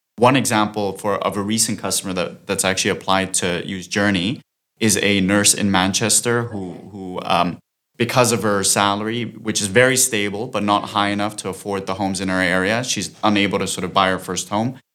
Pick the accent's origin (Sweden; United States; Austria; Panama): Austria; moved away as an adult; now in London, United Kingdom; I'm originally from Austria, but I've been in London for the past seven years